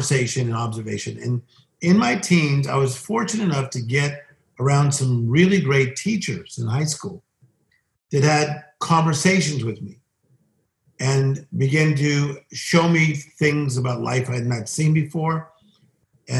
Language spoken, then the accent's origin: English; Compton, California, United States; for my family, we were lower income and I was born in Compton, California, 7 people in a 2-bedroom apartment